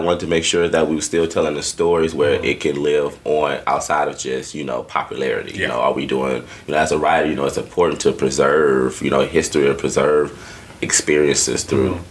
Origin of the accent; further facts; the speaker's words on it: Detroit, Michigan, United States; moved away as an adult; also born or lived in Atlanta; now in Austin, United States; I grew up in Detroit, so I'm black as fuck